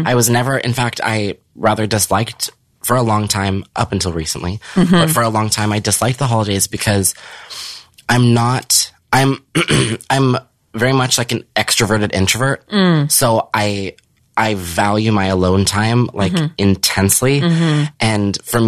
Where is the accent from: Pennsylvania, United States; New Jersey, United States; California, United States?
California, United States; Norco; I grew up in Riverside. I grew up in this small town